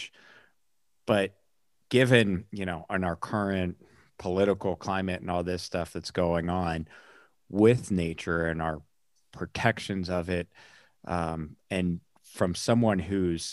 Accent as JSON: {"language": "English", "region": "north in Pennsylvania", "country": "United States", "tie": "born or raised there", "said": "I grew up north in Pennsylvania"}